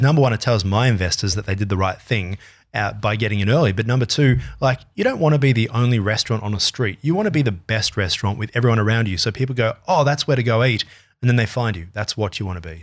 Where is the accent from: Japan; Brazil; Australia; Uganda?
Australia